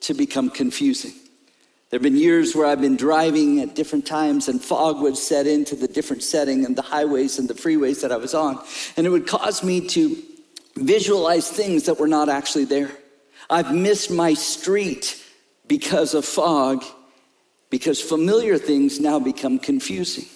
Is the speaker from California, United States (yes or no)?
yes; Orland, California, United States; moved away; I grew up in Orland. I spent 2 years of my life there